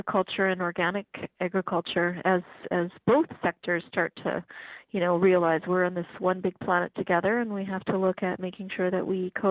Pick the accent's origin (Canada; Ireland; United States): Canada; Regina, Saskatchewan; moved away; I'm from Regina